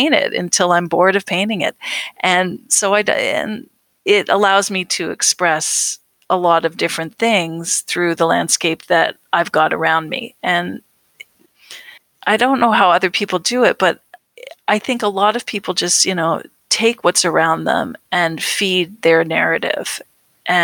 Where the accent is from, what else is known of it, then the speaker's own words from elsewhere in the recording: Canada; we think of home. We think of Canada